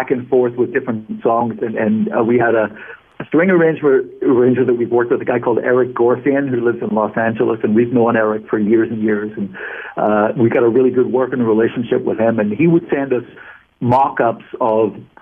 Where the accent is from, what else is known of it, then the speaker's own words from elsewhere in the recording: Belfast, Northern Ireland, United Kingdom; I'm from Belfast